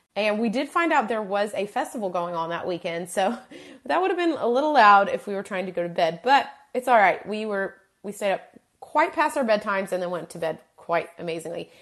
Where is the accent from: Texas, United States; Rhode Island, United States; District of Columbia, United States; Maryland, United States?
Texas, United States; we are from Texas, we've been to San Antonio so many times